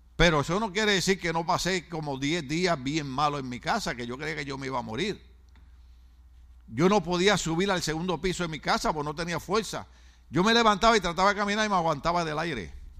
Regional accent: Puerto Rico; en mi país, Puerto Rico

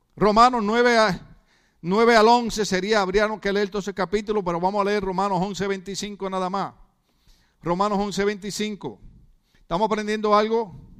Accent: Puerto Rico; now in United States; lo nervioso que somos los boricuas

